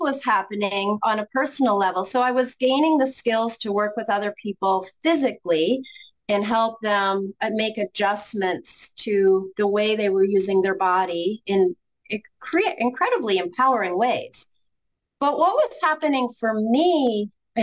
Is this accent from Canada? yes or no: yes; Ontario, Canada; moved away as an adult; now in Grand Rapids, United States; I'm originally from Canada, and we were about an hour and a half drive from Toronto.